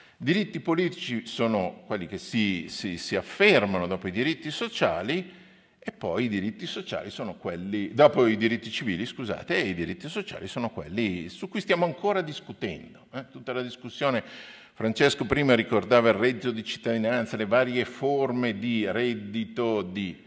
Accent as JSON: {"language": "Italian", "town": "Milan", "region": "Lombardy", "country": "Italy", "moved": "as an adult", "lives_now": "Trento, Italy", "said": "io sono di Milano, ci tengo le mie radici eh, milanesi, però ho studiato e lavoro a Trento"}